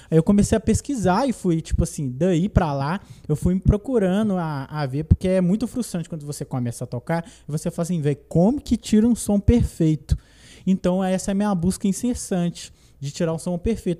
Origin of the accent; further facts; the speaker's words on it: Brazil; Eu sou de Perifa, zona, zona norte, Tupizão